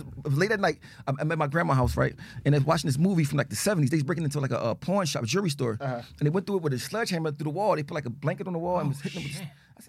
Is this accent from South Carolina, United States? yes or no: no; Arlington, Texas, United States; I'm talking about white school, Bowles, I'm from Arlington, Texas. Bowles Middle School, I'm talking about popping.